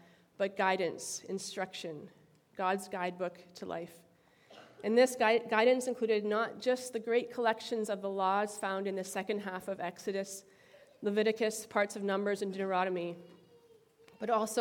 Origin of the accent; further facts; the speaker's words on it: Timmins, Ontario, Canada; Sudbury, Ontario, which is close to my hometown of Timmins